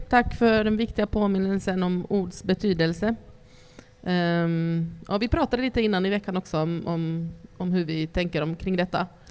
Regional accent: Ostrobothnia, Finland; jag kommer från Österbotten, en, um, en, ett område mitt emot Sveriges Västerbotten, en liten stad

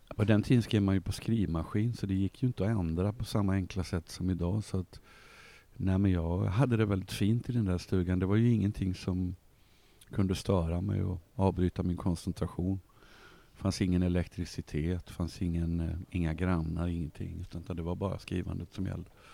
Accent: Malmö, Skåne, Sweden; also born or lived in Uppsala / Sundsvall; Så jag bodde där tills jag var nio år. Då flyttade vi till eh, Sundsvall där pappa jobbade ett år. Och, sen landade vi i Malmö våren 1963 och sen dess har jag bott här

